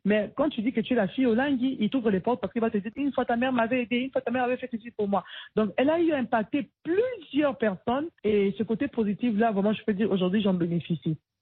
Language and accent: French; DR Congo; chez nous en République démocratique du Congo.